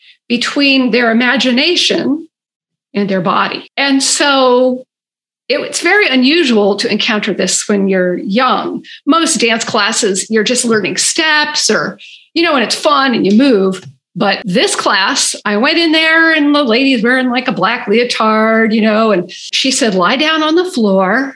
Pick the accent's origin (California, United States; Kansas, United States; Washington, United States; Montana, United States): California, United States; Berkeley; I grew up in Berkeley